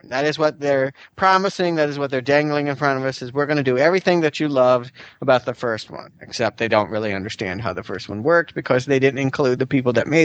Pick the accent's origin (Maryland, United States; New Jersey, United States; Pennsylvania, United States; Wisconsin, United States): New Jersey, United States; Haddonfield; As we've already stated, we grew up in Haddonfield.